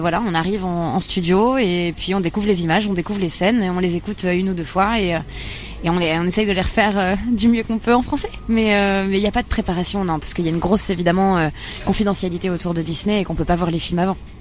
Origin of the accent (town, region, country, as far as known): Bar-le-Duc, Grand Est, France; born or raised there